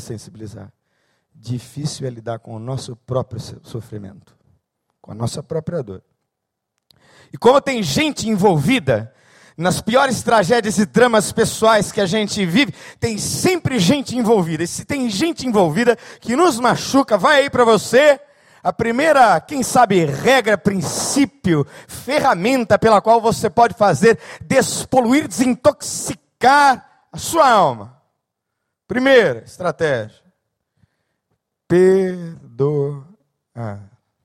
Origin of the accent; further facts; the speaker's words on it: São Paulo, Brazil; Sou nascido em São Paulo, então, numa selva de cinquenta cariocas, eu era o único paulista